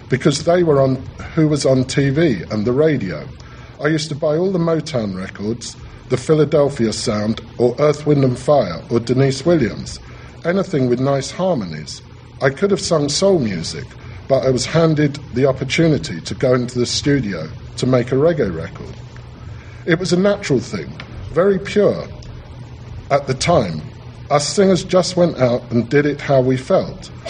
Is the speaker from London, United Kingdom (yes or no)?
yes; London, United Kingdom; We were just reflecting what was going on around us as kids growing up in London.